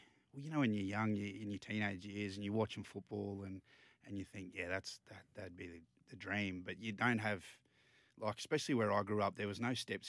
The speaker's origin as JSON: {"language": "English", "town": "Emerald", "region": "Queensland", "country": "Australia", "tie": "born or raised there", "moved": "yes", "said": "but I grew up out in Emerald. All my juniors out in Emerald, played for the Emerald Tigers, and then I went on to play for the Emerald Cowboys, two local sides."}